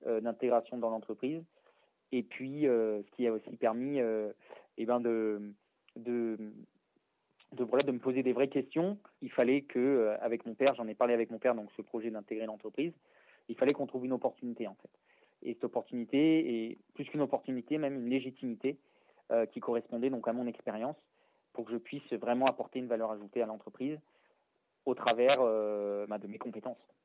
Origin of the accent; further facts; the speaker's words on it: Valence, Auvergne-Rhône-Alpes, France; je suis né à Valence euh, dans la Drôme